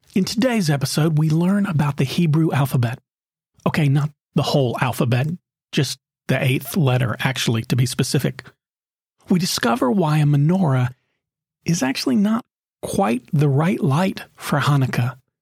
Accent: Knoxville, Tennessee, United States; When I was a teenager growing up in Knoxville, Tennessee

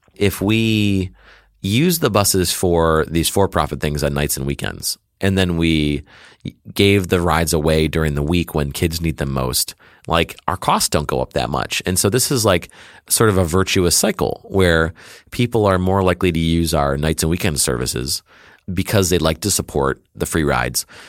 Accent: Detroit, Michigan, United States; I was born and raised in Detroit, Michigan, and, uh, I still live there

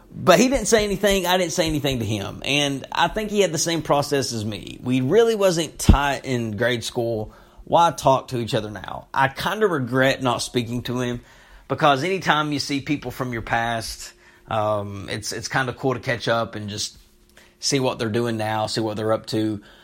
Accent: Knott County, Kentucky, United States; moved away; I'm from Knott County

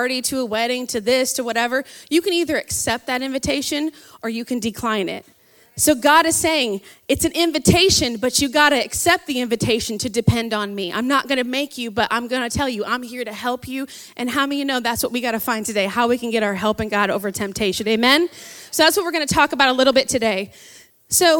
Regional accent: South Bend, Indiana, United States; moved away; I'm from South Bend, so go Irish. That's where my hometown is at.

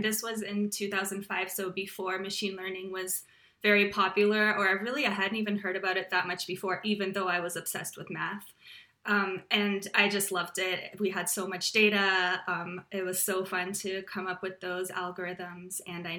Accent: Slovakia; born there; moved away; also born or lived in Austria / Canada; I was born in Slovakia, which was a communist country, and my family escaped, and we were refugees for a while. We lived in Austria and then Canada eventually.

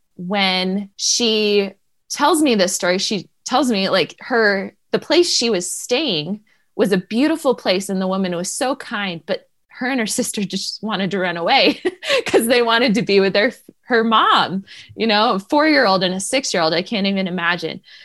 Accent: New Hampshire, United States; moved away; I grew up in New Hampshire

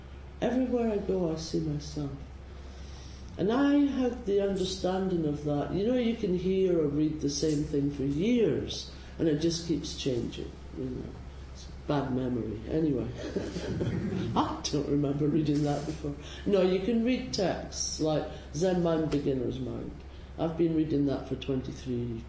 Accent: Scotland, United Kingdom; now in San Francisco, United States; I'm Scottish

